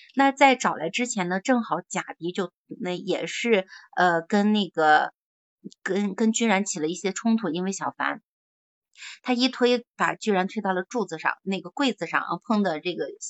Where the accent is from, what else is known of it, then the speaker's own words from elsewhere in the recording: Shandong, China; moved away as an adult; now in Beijing, China; 咱们山东人